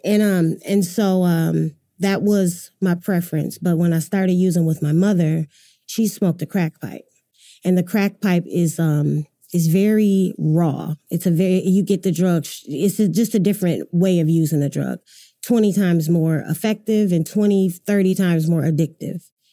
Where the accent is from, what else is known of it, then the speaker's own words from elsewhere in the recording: Grand Rapids, Michigan, United States; moved away as an adult; now in Oklahoma City, United States; I'm from Grand Rapids, Michigan, Michigan, originally.